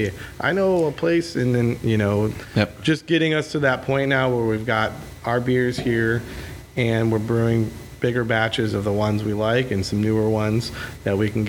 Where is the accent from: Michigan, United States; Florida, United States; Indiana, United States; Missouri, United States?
Michigan, United States; Pontiac; now in Arizona, United States; I grew up in Pontiac, right on Woodward and Perry